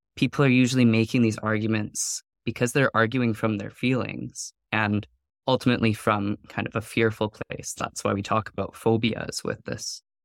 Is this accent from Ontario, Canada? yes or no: no; Vanderhoof, British Columbia, Canada; moved away; I grew up in Vanderhoof